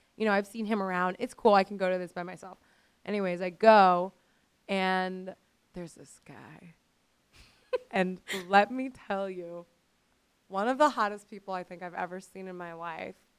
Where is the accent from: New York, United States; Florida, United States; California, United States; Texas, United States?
Florida, United States; Miami; I grew up in Miami.